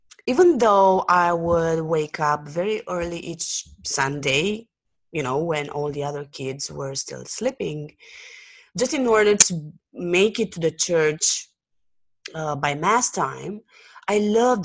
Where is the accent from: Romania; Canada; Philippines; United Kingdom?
Romania; Bucharest; I was born and raised in Bucharest, Romania, which is a country in southeastern Europe.